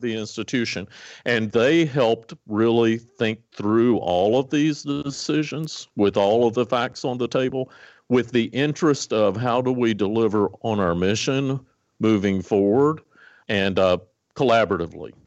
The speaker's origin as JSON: {"language": "English", "area": "Botetourt County", "region": "Virginia", "country": "United States", "tie": "born or raised there", "moved": "yes", "lives_now": "Lincoln, United States", "said": "my first day to get on the school bus to go to the public school in Botetourt County, Virginia, in Western Virginia"}